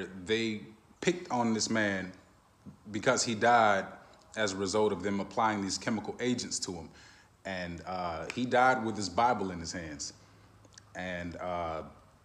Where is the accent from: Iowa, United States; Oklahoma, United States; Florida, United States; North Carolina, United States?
Florida, United States; Orlando; my hometown